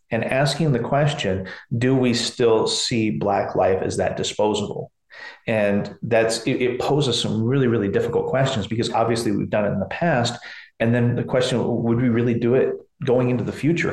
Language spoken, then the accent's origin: English; McMinnville, Oregon, United States; I'm from McMinnville, Oregon. This is not your Portland, Oregon.